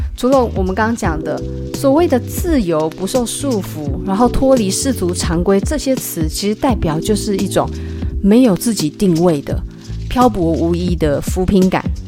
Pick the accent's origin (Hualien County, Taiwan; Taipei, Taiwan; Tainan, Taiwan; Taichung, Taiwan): Taipei, Taiwan; 我也是台北的人